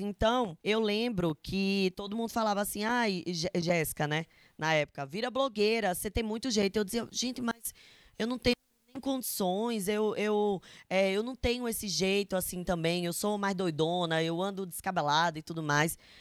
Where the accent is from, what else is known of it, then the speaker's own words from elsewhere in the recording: interior of Paraíba, Brazil; accent: Nordestino; é interior da Paraíba, sabe? O meu sotaque é muito forte